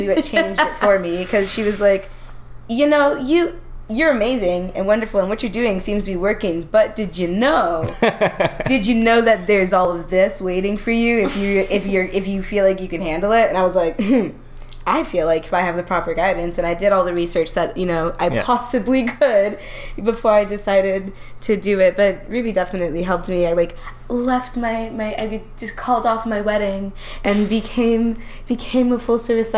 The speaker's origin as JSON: {"language": "English", "region": "Ontario", "country": "Canada", "tie": "born or raised there", "also_born_or_lived": "United States", "moved": "yes", "said": "I grew up in in Ontario, of course, but I ended up moving to the United States super duper young"}